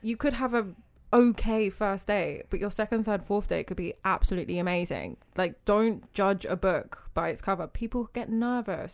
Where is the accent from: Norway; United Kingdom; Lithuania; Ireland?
United Kingdom; moved away as an adult; also born or lived in Jamaica; now in Abu Dhabi, United Arab Emirates; I'm British, but I'm half Jamaican